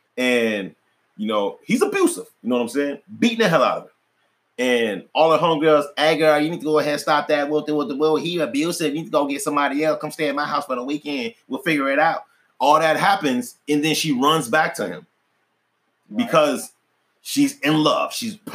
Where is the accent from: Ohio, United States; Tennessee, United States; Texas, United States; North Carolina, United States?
North Carolina, United States; one came from Alaska, you know, I came from North Carolina